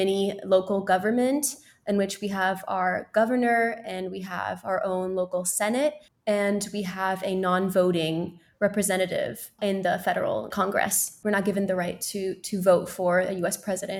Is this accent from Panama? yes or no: no; Puerto Rico; I do say I'm half French, half Puerto Rican. Technically, as a Puerto Rican, I am an American by law. However, I don't tend to introduce myself as American.